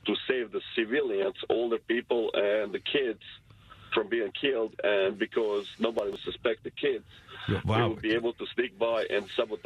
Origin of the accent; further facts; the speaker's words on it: Bosnia & Herzegovina; now in United States; I came from Bosnia and Herzegovina, the old Yugoslavian war